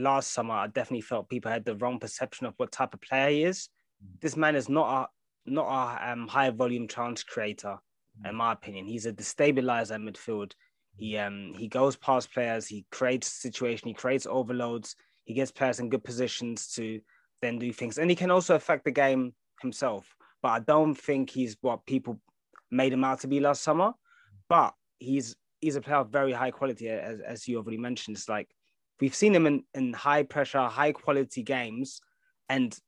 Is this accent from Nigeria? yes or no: yes; Nigeria; I'm a Nigerian man